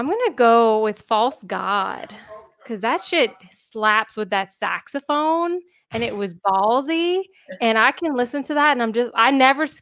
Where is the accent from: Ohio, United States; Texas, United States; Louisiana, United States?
Louisiana, United States; I'm from Louisiana, so I'm very southern.